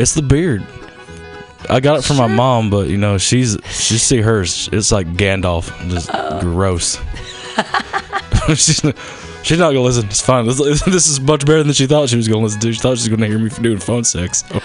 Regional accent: the South, United States; accent: southern; also born or lived in Baltimore; now in Los Angeles, United States; I was raised in the South.

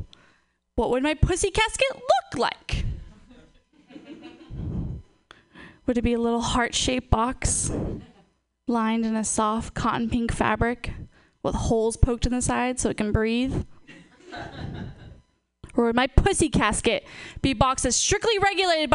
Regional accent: Portland, Oregon, United States; moved away; I'm from Portland

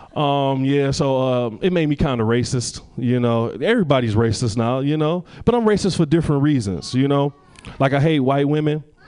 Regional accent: Detroit, Michigan, United States; I'm originally from Detroit.

